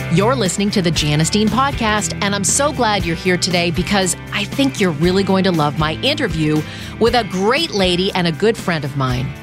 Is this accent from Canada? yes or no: yes; Canada; I grew up in Canada